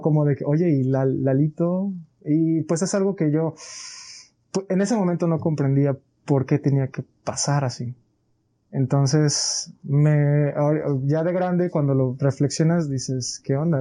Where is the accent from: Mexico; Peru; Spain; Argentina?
Mexico; Colima; Soy de aquí de Colima